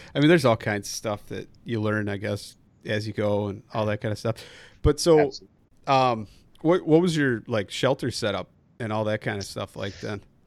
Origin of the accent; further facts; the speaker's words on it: Midwest, United States; coming from the Midwest